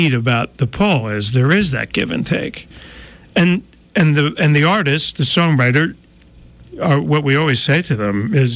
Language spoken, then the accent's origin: English; New Jersey, United States; moved away; I'm from New Jersey